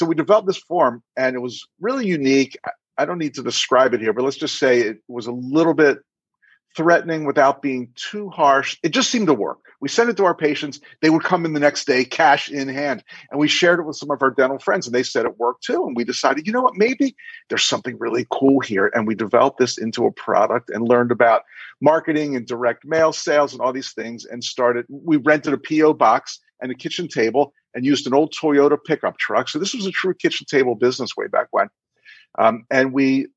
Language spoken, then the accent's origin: English; Baltimore, Maryland, United States; also born or lived in Miami Beach; I attended dental school at University of Maryland in my hometown of Baltimore, where I still live